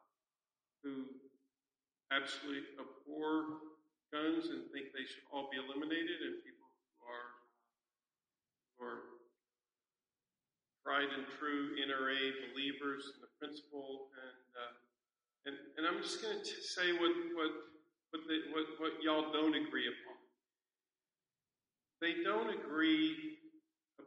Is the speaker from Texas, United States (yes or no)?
yes; San Antonio, Texas, United States; I'm from San Antonio, Texas.